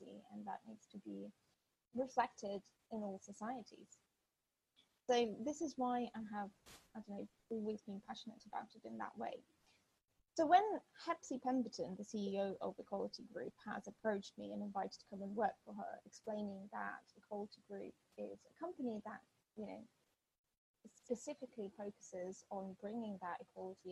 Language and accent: English; southern Ukraine, Ukraine; first language Russian; English is a second language; moved away as an adult; now in United Kingdom; I was born during Soviet Union times and I grew up in a very small town in the south of Ukraine